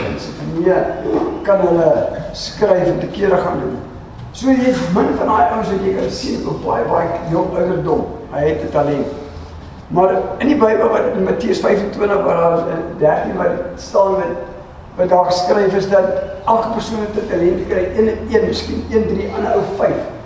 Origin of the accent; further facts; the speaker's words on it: Krugersdorp, Gauteng, South Africa; moved away; ek is van Johannesburg, eh, van Kreeusdorp af